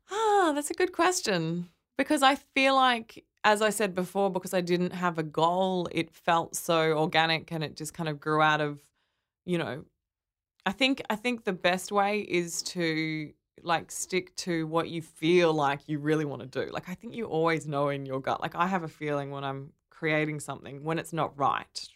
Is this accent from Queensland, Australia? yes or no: yes; Brisbane, Queensland, Australia; moved away as an adult; now in Sydney, Australia; I grew up in Brisbane